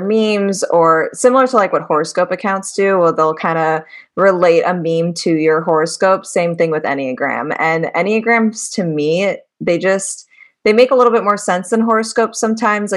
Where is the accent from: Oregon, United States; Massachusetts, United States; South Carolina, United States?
Massachusetts, United States; Boston; I'm that true Bostonian